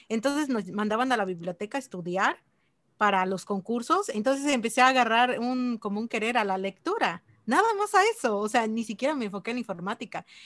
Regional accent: Chilón, Chiapas, Mexico; also born or lived in Ocosingo; Bueno, soy de Chiapas, em, nací en Chilón y estudié en Nocosingo. Ahí, está la Universidad de la Selva, ahí es donde estudié.

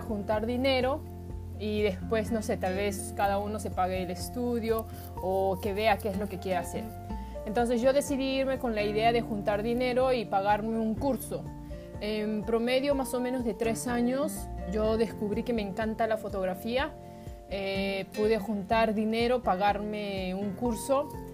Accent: Peru; moved away as an adult; also born or lived in Japan; Yo soy peruana, eh, tengo descendencia japonés

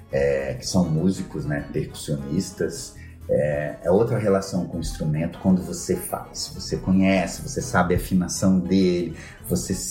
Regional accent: Brasília, Federal District, Brazil; now in Balneário Camboriú, Brazil; Desde que eu cheguei aqui, eu tenho 13 anos que eu vim de Brasília para cá.

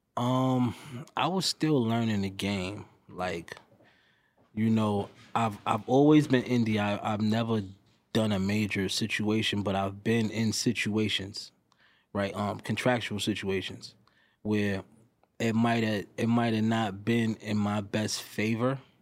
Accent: New York City, New York, United States; I'm from New York, I'm from New York City

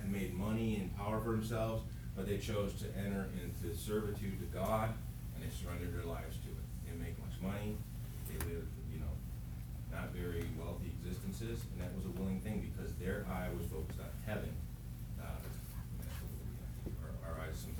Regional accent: Chicago, Illinois, United States; now in Haiti; I'm from Chicago

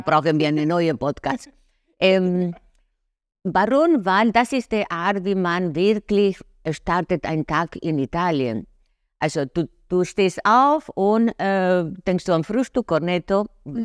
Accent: Buenos Aires, Argentina; first language Spanish; German is a second language; moved away as an adult; also born or lived in Milan, Italy / Lake Como, Italy; now in Germany; geboren in Buenos Aires, äh, sehr geprägt von den äh, äh Porteños-Leben, so die Stadt in, in Argentinien

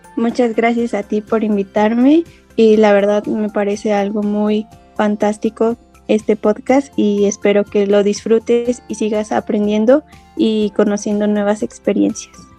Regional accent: Hidalgo, Mexico; soy del estado de Hidalgo, en México

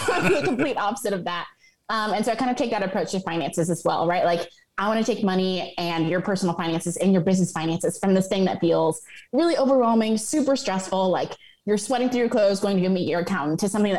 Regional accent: Atlanta, Georgia, United States; I'm actually based in Atlanta, Georgia. I'm an Atlanta native

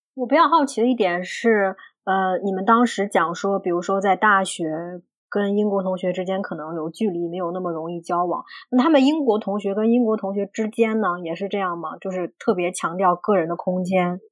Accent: China; moved away as an adult; also born or lived in Bristol, United Kingdom; now in United Kingdom; 我们中国人

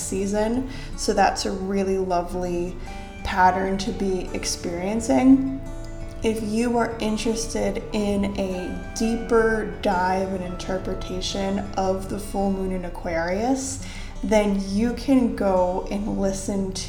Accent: Ohio, United States; I am also from Ohio.

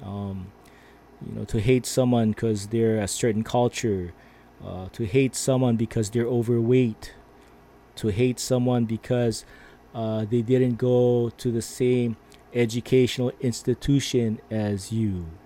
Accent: Philippines; I am Filipino.

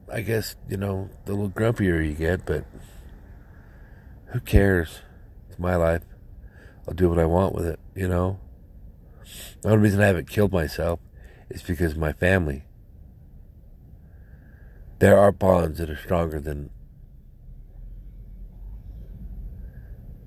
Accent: United States; I'm an American citizen

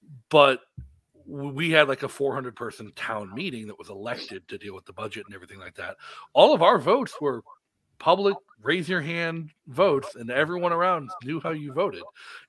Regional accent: Massachusetts, United States; now in New Hampshire, United States; when I grew up in Massachusetts, I participated in the RTM, representative town meeting.

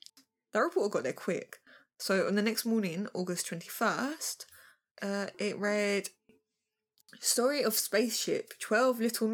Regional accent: Kentucky, United States; I'm from Kentucky.

